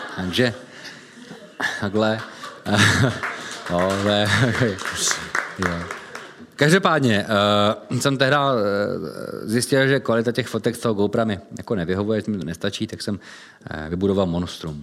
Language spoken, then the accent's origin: Czech; Czechia; jsme Češi